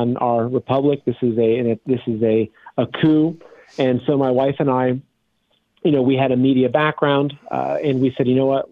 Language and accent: English; Plain City, Ohio, United States; moved away as an adult; also born or lived in New York City; I grew up in very simple Midwestern Ohio in a little town called Plain City, farming